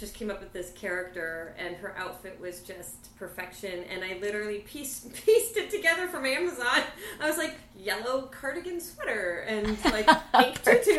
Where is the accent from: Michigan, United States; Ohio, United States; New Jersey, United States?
Michigan, United States; Ann Arbor; also born or lived in Santa Cruz, California / Arizona / Colorado Springs, Colorado; now in Los Angeles, United States; by third grade, I moved to Michigan, so like all those formative years were in Ann Arbor